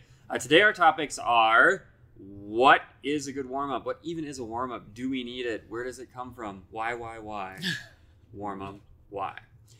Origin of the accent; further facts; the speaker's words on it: Iowa, United States; now in Fort Collins, United States; Now, I'm from a town in Iowa.